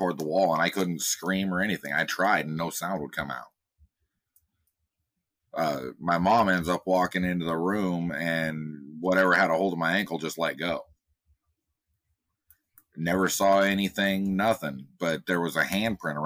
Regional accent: Washington, United States; also born or lived in Casper, Wyoming; I was born in Casper, Wyoming in 1980 to a single mom. By the time I was two, we moved out to Washington State out on the West Coast

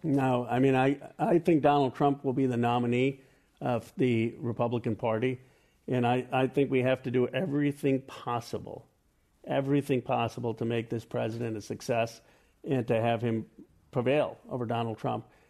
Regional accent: Philadelphia, Pennsylvania, United States; I was born in Philadelphia in 1976, and my parents are immigrants from India

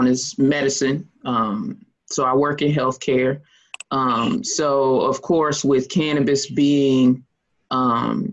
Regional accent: Lexington, North Carolina, United States; also born or lived in Greenville, North Carolina; I'm from Lexington, North Carolina, born and raised.

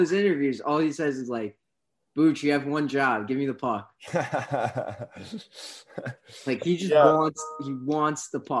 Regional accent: United States; I'm American. I'm not Canadian.

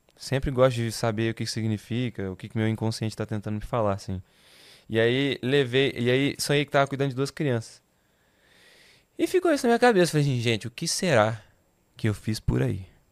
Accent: Votuporanga, São Paulo, Brazil; moved away as an adult; Eu sou nascido e crescido em Votuporanga, interior de São Paulo

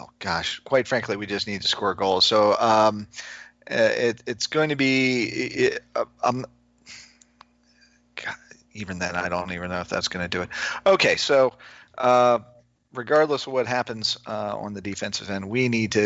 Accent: Maryland, United States; moved away; I'm from Maryland originally

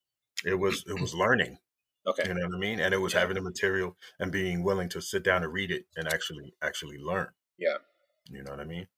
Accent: Uniondale, New York, United States; I grew up in Uniondale, New York

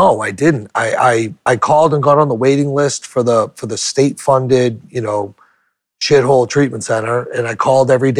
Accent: New Hampshire, United States; also born or lived in Portland, Maine; I went back to my home state of New Hampshire

